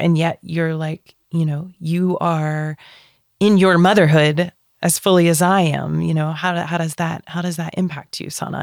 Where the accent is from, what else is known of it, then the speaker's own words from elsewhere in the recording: United States; moved away as an adult; also born or lived in Netherlands; I am American